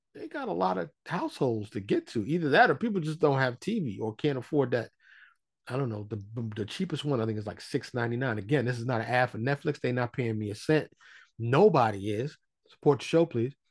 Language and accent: English; New York City, New York, United States; moved away as an adult; now in Dallas, United States; I am born and raised in New York City. I live in Dallas, Texas